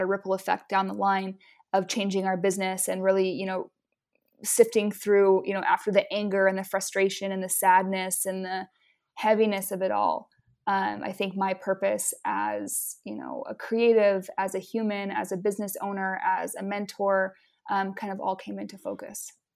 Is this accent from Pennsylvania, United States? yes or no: no; Utah, United States; also born or lived in Hawaii / Maine; now in Hawaii and Maine, United States; I'm originally from Utah, and I live now between the states of Hawaii and Maine.